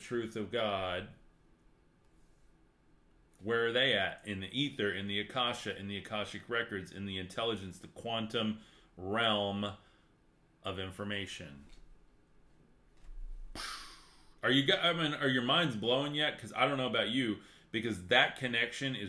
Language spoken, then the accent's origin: English; West Texas, United States; I'm from West Texas